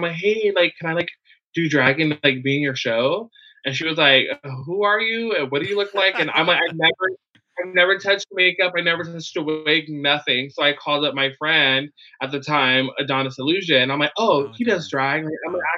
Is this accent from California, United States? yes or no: yes; San Diego, California, United States; born and raised in Logan Heights